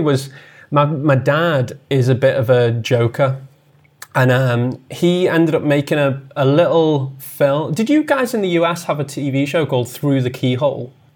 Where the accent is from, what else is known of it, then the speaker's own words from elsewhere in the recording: the Wirral, North West England, United Kingdom; I grew up on the Wirral, um, which is a small, it's a small peninsula just south of Liverpool